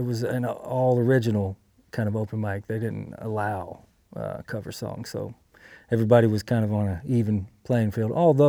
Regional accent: Texas, United States; also born or lived in Biloxi, Mississippi / Pass Christian, Mississippi / California; now in Chatsworth, United States; Yeah, I was born in Biloxi, lived in Pass Christian, and then my dad was in the Navy, so we moved around quite a bit, mostly Texas, lived in California some, but high school, the formative years were in East Texas.

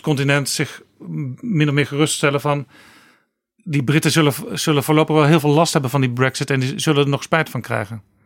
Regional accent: Netherlands; wij als Nederlanders

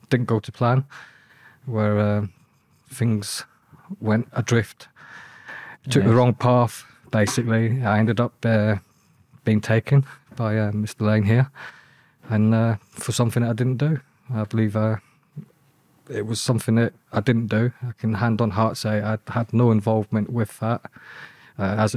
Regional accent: Northamptonshire, East Midlands, United Kingdom; moved away as an adult; also born or lived in Reading; I grew up in Northamptonshire, county of Northamptonshire, sort of like council estate boy

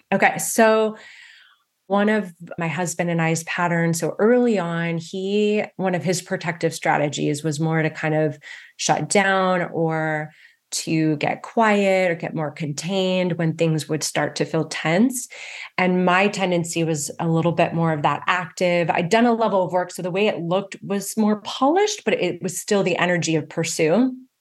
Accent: West Coast, United States; I grew up on the West Coast

